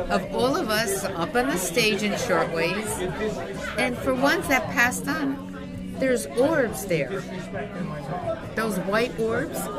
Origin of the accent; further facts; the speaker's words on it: Hawthorne, United States; growing up in Hawthorne, as a lot of people know, you know, you go from kindergarten to eighth grade with the same kids